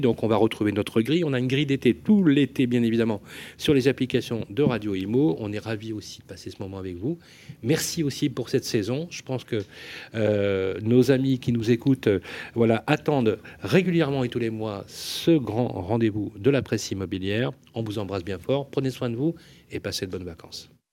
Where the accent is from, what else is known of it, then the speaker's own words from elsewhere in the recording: Lyon, Auvergne-Rhône-Alpes, France; je suis né à la Croix-Rousse.